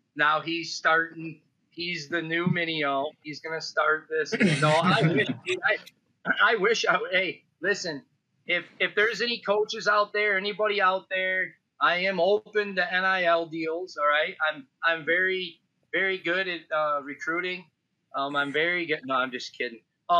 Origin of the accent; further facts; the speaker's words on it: Illinois, United States; I grew up in Illinois, and this was something that I heard my whole life, right? In the 80s, I would go out into Iowa as a kid.